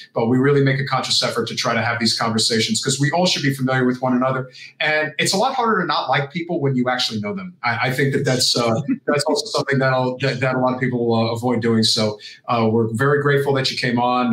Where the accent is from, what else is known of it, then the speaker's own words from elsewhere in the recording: New Jersey, United States; my home state of New Jersey